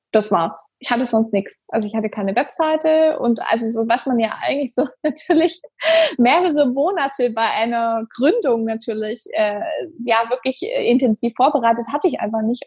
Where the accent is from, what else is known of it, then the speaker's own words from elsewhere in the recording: Stuttgart, Baden-Württemberg, Germany; in meiner Heimatstadt, wo ich gerne was zurückgeben möchte